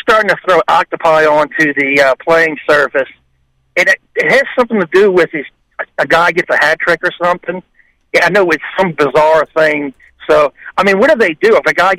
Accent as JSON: {"language": "English", "region": "Louisiana", "country": "United States", "tie": "born or raised there", "said": "I grew up in Louisiana, so I went to LSU several times"}